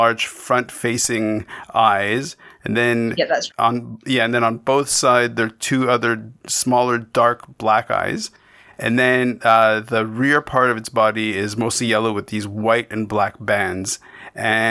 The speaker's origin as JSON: {"language": "English", "country": "Canada"}